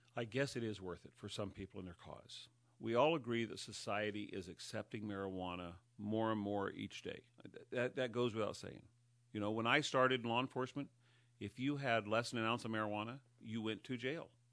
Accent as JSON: {"language": "English", "area": "Humboldt County", "region": "California", "country": "United States", "tie": "born or raised there", "moved": "as an adult", "lives_now": "Mendocino County, United States", "said": "I was raised in Humboldt County, so that's the county to the north of us"}